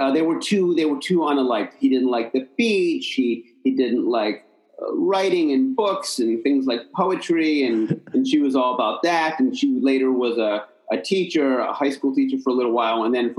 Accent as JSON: {"language": "English", "region": "New Jersey", "country": "United States", "moved": "yes", "lives_now": "Berkeley, United States", "said": "I'm originally from a small town in South Jersey outside of Philadelphia."}